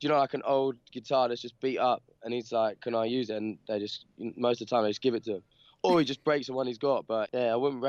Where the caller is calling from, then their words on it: Peckham, London, United Kingdom; London, Peckham in London.